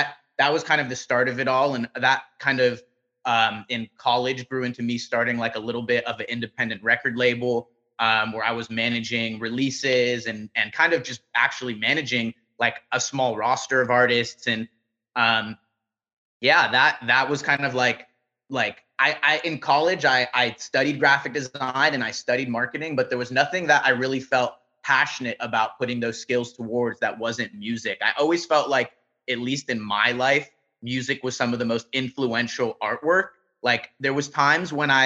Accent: Los Angeles, California, United States; I grew up in Van Nuys, which is just kind of like a few miles away from where I am now, deeper into the valley. And yeah, I was born and raised out here

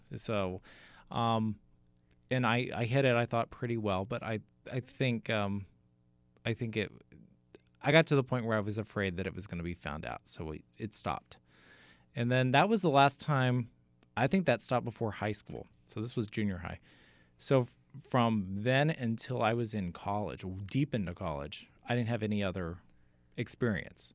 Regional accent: Katy, Texas, United States; moved away as an adult; also born or lived in Amarillo, Texas; now in New Jersey, United States; Houston. Outside of Houston, a suburb called Katy

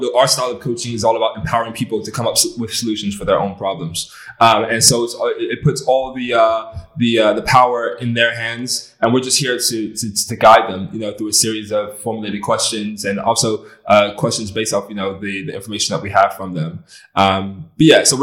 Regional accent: just outside Washington, D.C., Maryland, United States; moved away as an adult; also born or lived in Los Angeles, United States; now in Bristol, United Kingdom; was raised just outside of Washington, D.C. in Maryland.

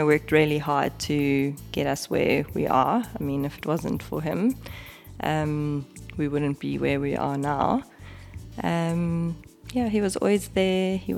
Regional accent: KwaZulu-Natal, South Africa; now in Johannesburg, South Africa; I'm originally from Natal

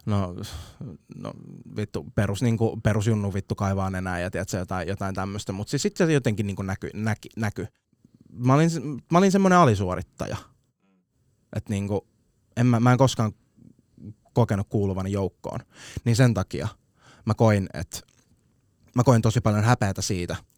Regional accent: Vantaa, Uusimaa, Finland; Tapulin kasvatti

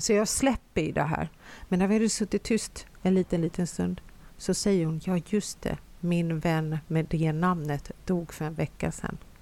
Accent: Finland; now in Sweden; Jag är ju uppvuxen, eh, eftersom jag kommer från Finland

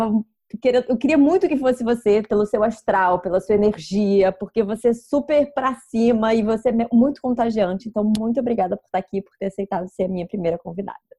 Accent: Brazil; moved away as an adult; also born or lived in Malta; now in Lisbon, Portugal; Eu saí do Brasil mais ou menos, estava com 31 anos de idade

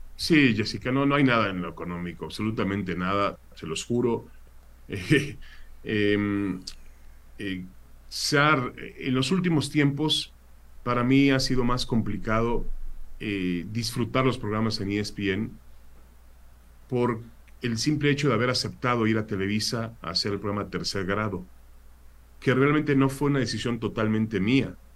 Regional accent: Mexico; also born or lived in Israel / California, United States; now in San Diego, United States; Yo nací en Israel siendo muy, siendo este, viviendo hasta los 7, 8 años, hasta que mi padre pues decide regresar a México

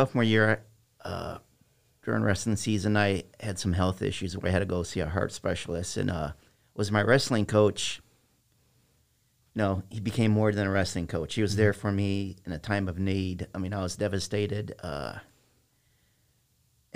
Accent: East Moline, Illinois, United States; also born or lived in Silvis, Illinois; East Moline, Illinois

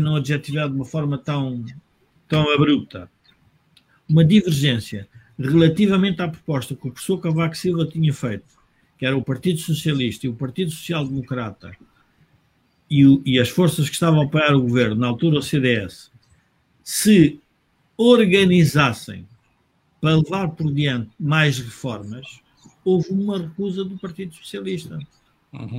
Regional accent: Portugal; Nós, como portugueses

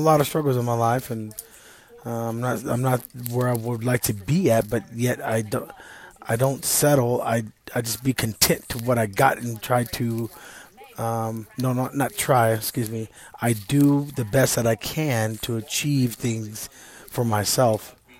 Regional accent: East Texas, United States; I'm from Texas and uh, East Texas. They call it Deep East Texas

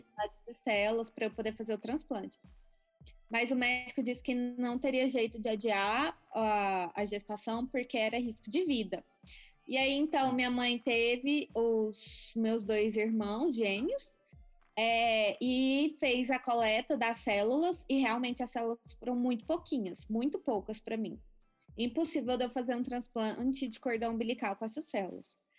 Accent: Goiânia, Goiás, Brazil; Eu nasci na cidade de Goiânia, Goiás. Nasci no dia 3 de maio de 1988. Sempre tive uma infância normal, era uma criança super saudável. É, cresci então em Goiânia

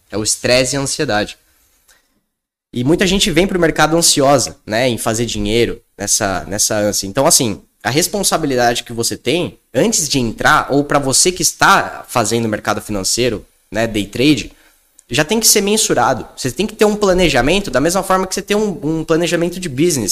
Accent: São Paulo, Brazil; eu sou aqui de São Paulo, então, pô, aqui na Faria Lima

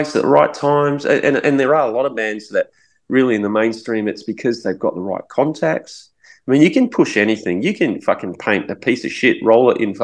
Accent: Adelaide, South Australia, Australia; we go, Adelaide.

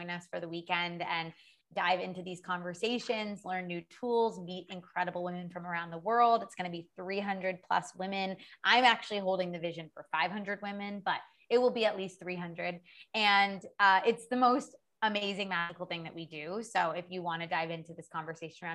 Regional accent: Orono, Maine, United States; moved away as an adult; also born or lived in New York City / Los Angeles / Paris; now in Bali, Indonesia; I'm originally from Maine. I'm from a small town in Maine, Orono, Maine.

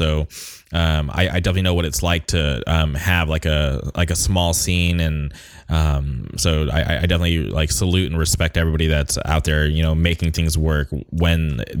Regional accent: Palm Springs, California, United States; so I grew up in the Palm Springs area

